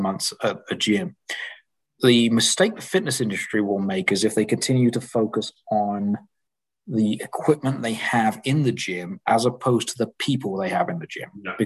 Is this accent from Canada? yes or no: no; England, United Kingdom; I grew up in England